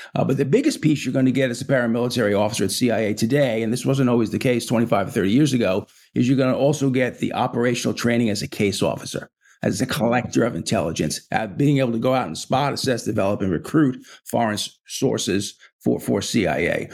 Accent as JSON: {"language": "English", "region": "New York", "country": "United States", "said": "I'm a New Yorker"}